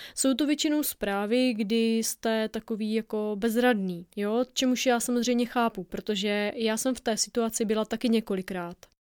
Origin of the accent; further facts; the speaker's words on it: Moravia, Czechia; Já zaprvé jsem z Moravy